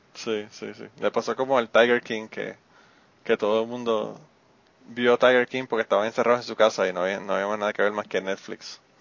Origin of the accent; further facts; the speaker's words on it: Puerto Rico; moved away; yo viví en Puerto Rico y soy de Puerto Rico y la mayor parte de mi vida vivía allá.